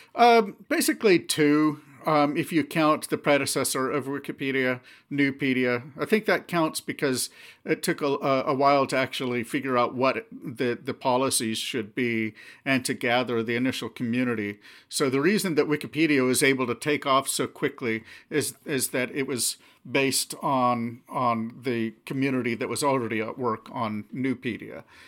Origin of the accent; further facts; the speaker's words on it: Anchorage, Alaska, United States; also born or lived in Seattle area, Washington; we moved up to Alaska when I was seven. And, uh, yeah, so, uh, um, most of my childhood memories growing up, um, are from there.